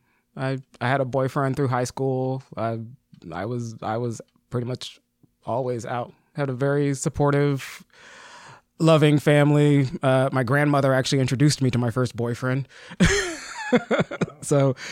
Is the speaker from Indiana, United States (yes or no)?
no; Las Vegas, Nevada, United States; Born and raised in Vegas, we all did theater and dance and all that stuff